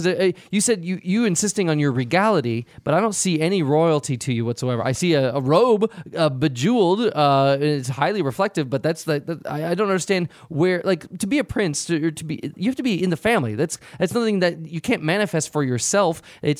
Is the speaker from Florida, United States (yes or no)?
no; Chicago, Illinois, United States; I grew up in the Chicagoland area.